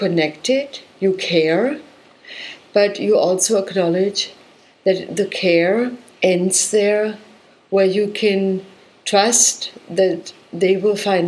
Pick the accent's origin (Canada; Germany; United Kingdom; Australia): Germany; I come from Germany